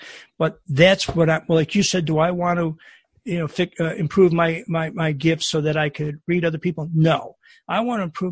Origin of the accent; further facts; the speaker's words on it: Buffalo, New York, United States; moved away; also born or lived in Chicago; I grew up in Buffalo